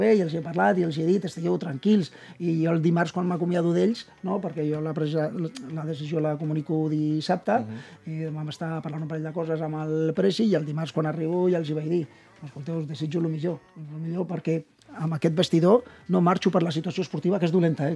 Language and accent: Catalan; Tarragona, Catalonia, Spain; Soc de Tarragona